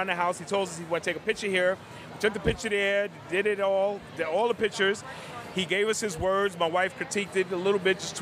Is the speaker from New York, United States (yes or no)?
yes; New York City, New York, United States; I grew up in the Bronx